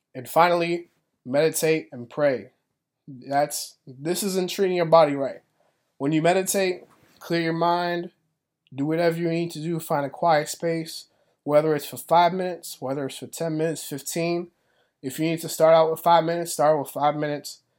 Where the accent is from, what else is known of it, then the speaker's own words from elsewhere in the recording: Boston, Massachusetts, United States; also born or lived in Florida; I'm from Boston, Massachusetts